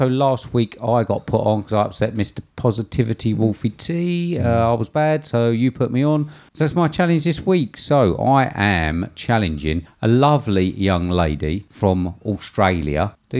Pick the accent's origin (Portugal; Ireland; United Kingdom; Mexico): United Kingdom; England; because I'm English